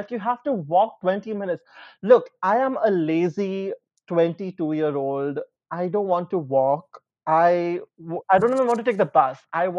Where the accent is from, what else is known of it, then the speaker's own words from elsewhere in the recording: India; moved away as an adult; now in Brisbane, Australia; I'm Indian.